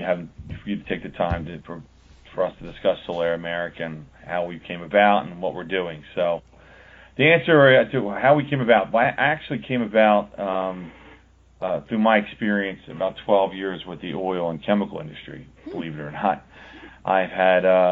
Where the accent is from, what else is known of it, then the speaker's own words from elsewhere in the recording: Pennsylvania, United States; Pennsylvania, which is my home state.